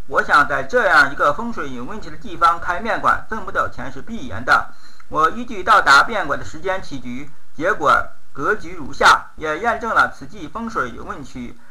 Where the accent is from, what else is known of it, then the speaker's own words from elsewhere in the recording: northern China, China; 我是纯正的北方人